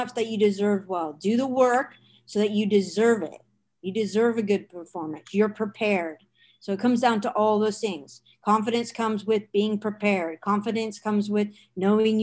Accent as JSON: {"language": "English", "region": "Washington", "country": "United States", "tie": "born or raised there", "also_born_or_lived": "Boston", "moved": "yes", "said": "I grew up in Washington State"}